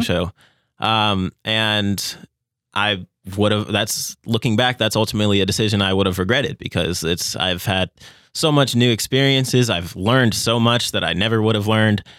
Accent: Las Vegas, Nevada, United States; moved away as an adult; now in Owensboro, United States; I am originally from Las Vegas, Nevada, and coming to Owensboro, Kentucky was the first place I've ever lived that wasn't Las Vegas, Nevada

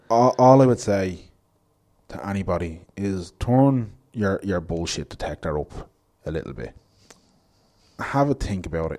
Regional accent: Ballybrack, Leinster, Ireland; I grew up in Laurel Avenue in Ballybrack

